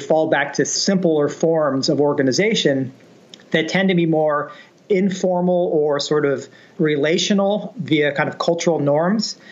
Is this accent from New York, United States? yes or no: no; San Francisco Bay Area, California, United States; I grew up in the San Francisco Bay Area